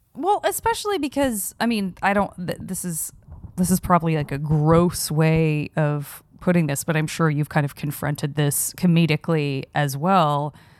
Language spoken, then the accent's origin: English; Tucson, Arizona, United States; moved away; growing up in Tucson, Arizona